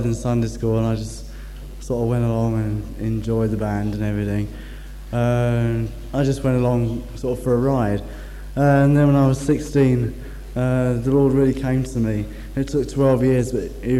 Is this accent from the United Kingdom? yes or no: yes; Thetford, East of England, United Kingdom; I come from Thetford, that's quite a way off